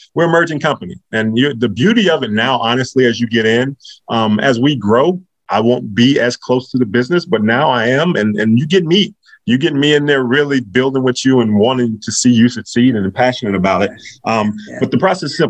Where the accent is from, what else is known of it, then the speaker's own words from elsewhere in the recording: North Carolina, United States; also born or lived in Virginia; I'm from North Carolina and I went to school in Virginia.